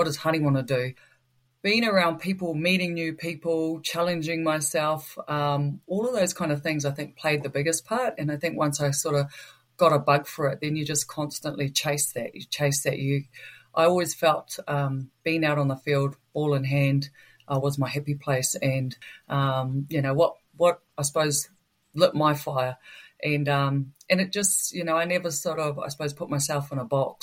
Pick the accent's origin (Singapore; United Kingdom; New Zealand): New Zealand; Putaruru, Waikato; Born and raised in Putaruru. Very proud of my upbringing back down there. A true Waikato girl through and through.